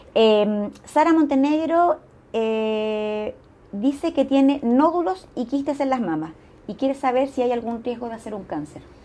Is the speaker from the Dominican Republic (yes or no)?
no; Chile; Somos conscientes las chilenas